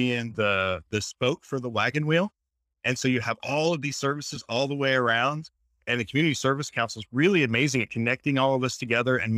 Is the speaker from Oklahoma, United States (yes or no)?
yes; Tulsa, Oklahoma, United States; I grew up here in Tulsa